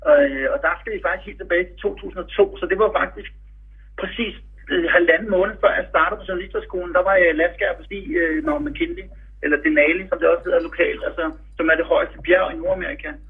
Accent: Denmark; vi er fire danskere.

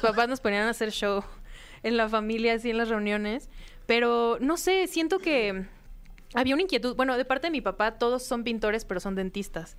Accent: Mexico City, Mexico; aquí en la ciudad, en la Ciudad de México, mi, la ciudad que me vio nacer

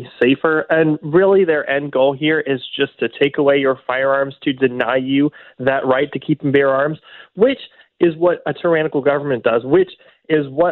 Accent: St. Louis, Missouri, United States; I grew up in Lafayette Square

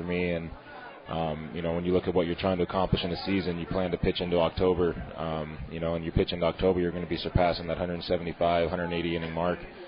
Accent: San Diego, California, United States; moved away as an adult; now in Pittsburgh, United States; I'm from San Diego

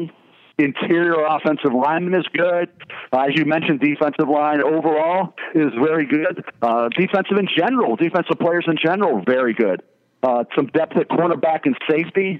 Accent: Baltimore, Maryland, United States; Baltimore, my hometown

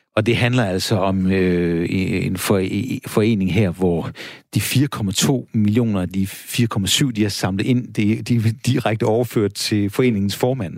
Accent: Denmark

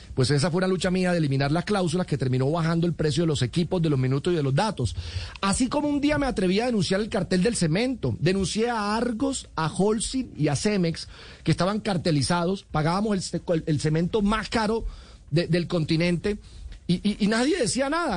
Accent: Cereté, Córdoba, Colombia; moved away as an adult; also born or lived in Bogotá; Yo soy un colombiano que viene de un pequeño municipio del Caribe, Cereté

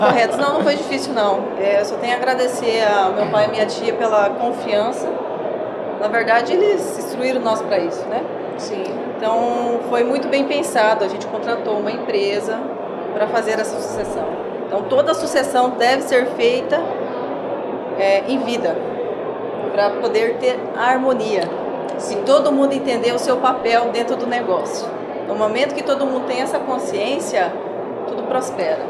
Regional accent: Terra Roxa, Paraná, Brazil; eu nasci e cresci lá e tenho muito orgulho de onde eu vim

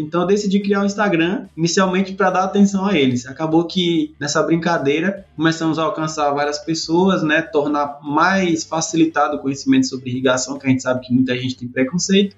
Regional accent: Pedrinhas, Sergipe, Brazil; moved away; also born or lived in Simão Dias, Sergipe / Bahia; Eu sou, sou natural da cidade de Pedrinhas, né? Eu nasci lá mesmo, Pedrinhas, região centro-sul do estado de Sergipe

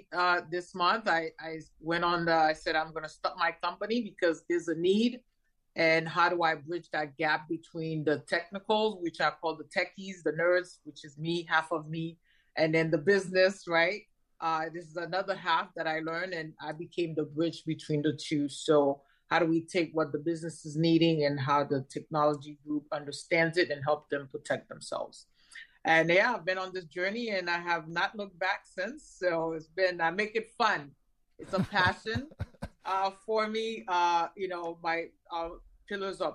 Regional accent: New York, United States; moved away as an adult; also born or lived in Haiti; now in Florida, United States; I came to the United States when I was 10, grew up in New York

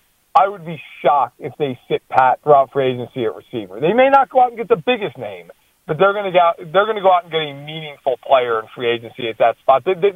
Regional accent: East Coast, United States; I'm from the East Coast

